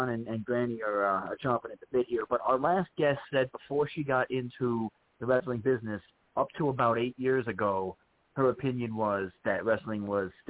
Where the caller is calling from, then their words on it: New York, United States; I'm calling in from New York because I couldn't make it out there